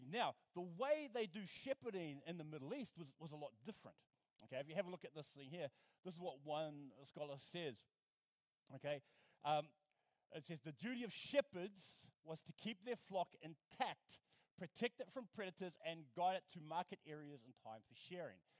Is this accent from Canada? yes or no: no; New Zealand; I'm from New Zealand